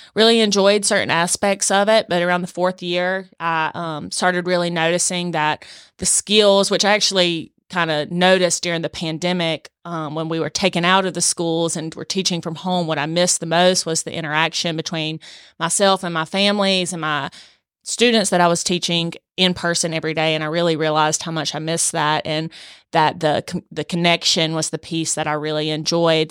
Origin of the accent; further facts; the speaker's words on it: Swainsboro, Georgia, United States; I'm from South Georgia, uh, born and raised in Swainsboro